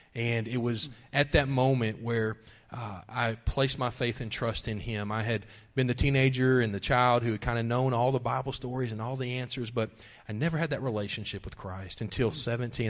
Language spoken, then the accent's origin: English; Wichita Falls, Texas, United States; also born or lived in Lawton, Oklahoma; my dad became a police officer in Wichita Falls, Texas, and moved us there uh, before I was one year old